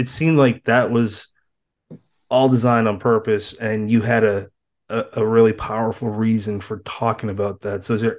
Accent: East Coast, United States; and I'm from the East Coast, never even been close to your side of the world

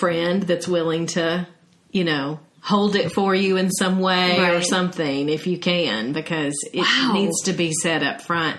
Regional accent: Brentwood, Tennessee, United States; I remember growing up in Brentwood, Tennessee.

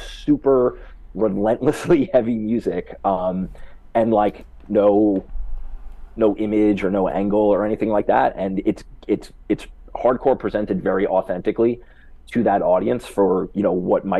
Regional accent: Long Island, New York, United States; we are from New York, but more specifically Long Island

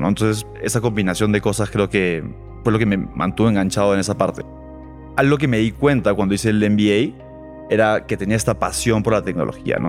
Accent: Lima, Peru; moved away as an adult; also born or lived in Boston / Chile; soy peruano, eh, de Lima, pero no vivo en Lima hace ocho años

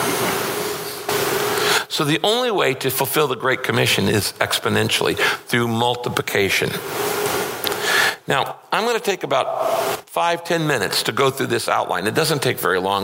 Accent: Northern California, United States; I grew up in Northern California.

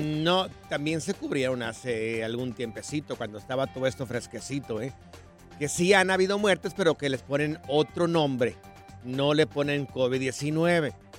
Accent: Jalisco, Mexico; yo soy del estado de Jalisco

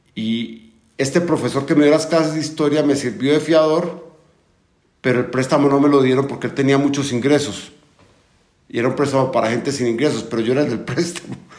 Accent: Medellín, Antioquia, Colombia; moved away as an adult; also born or lived in Costa Rica; now in Mexico; soy colombiano, nací en Medellín en el 63, ya hace un montonazo de años. Y pues fue una vida, una infancia muy común de Medellín

